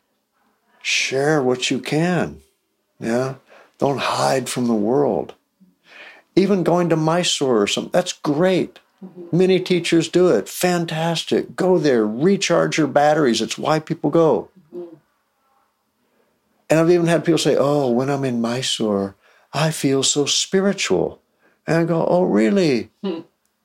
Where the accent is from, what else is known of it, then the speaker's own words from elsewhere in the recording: Texas, United States; I grew up in Texas where sports are religion